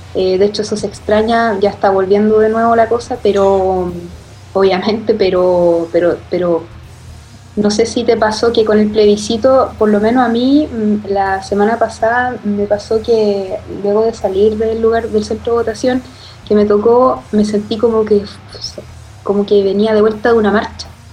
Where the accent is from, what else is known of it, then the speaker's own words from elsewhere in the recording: Chile; como latinoamericanos, como, y, específicamente como chilenos